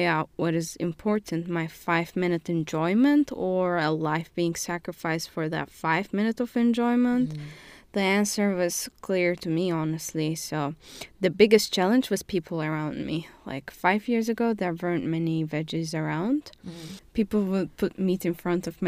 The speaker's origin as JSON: {"language": "English", "country": "Turkey", "moved": "yes", "said": "I'm from Turkey, and I am currently doing master's in management and leadership at Webster"}